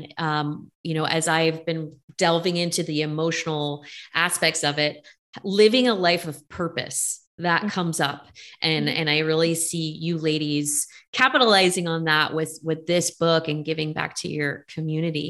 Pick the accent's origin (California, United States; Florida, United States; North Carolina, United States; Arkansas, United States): California, United States; Bay Area; I'm from the Bay Area